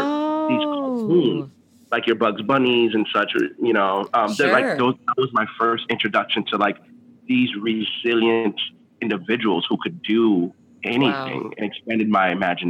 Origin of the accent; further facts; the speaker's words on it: Miami, Florida, United States; English is a second language; So I grew up in Miami, and so Disney World was just like right up the road, like about mm-hmm. 3.5-4 hours away.